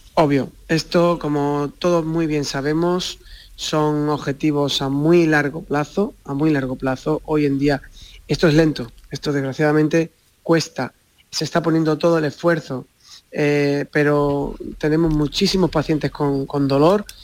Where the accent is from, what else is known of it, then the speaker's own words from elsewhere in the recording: Barbate, Andalusia, Spain; moved away as an adult; now in Cádiz, Spain; yo soy de Barbate, eh, me he criado allí en, Barbate